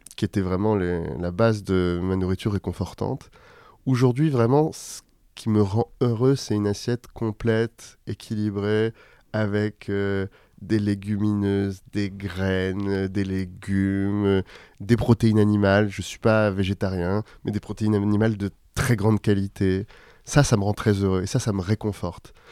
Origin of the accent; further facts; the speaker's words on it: Paris, Île-de-France, France; j'ai grandi à Paris, dans le 12e arrondissement.